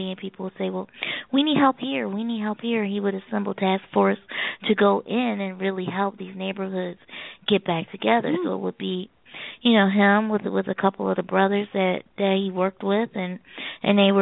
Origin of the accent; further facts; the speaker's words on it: Philadelphia, Pennsylvania, United States; also born or lived in Maryland; I moved from Maryland. And I moved back home to Philadelphia